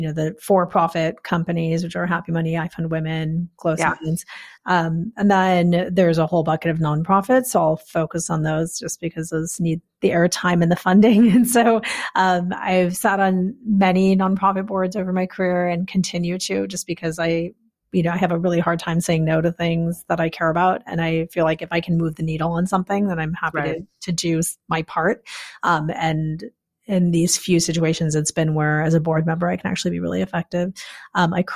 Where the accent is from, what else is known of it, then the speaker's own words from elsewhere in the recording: Chicago, Illinois, United States; I was raised outside of Chicago in the suburbs.